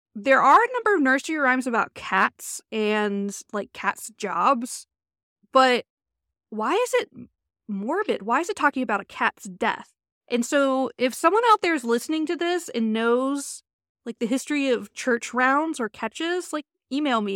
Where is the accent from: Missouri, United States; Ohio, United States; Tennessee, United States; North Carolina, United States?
Ohio, United States; Cleveland; I'm from the Cleveland, Ohio area.